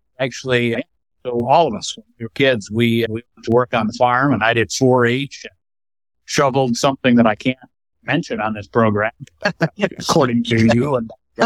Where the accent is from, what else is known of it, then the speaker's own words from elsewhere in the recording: Michigan, United States; I grew up north in the country. My dad was an executive at Gerber Products Company